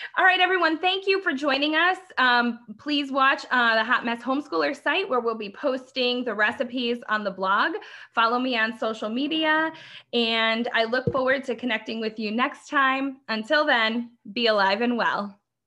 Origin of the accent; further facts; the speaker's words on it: Midwest, United States; we grew up in the Midwest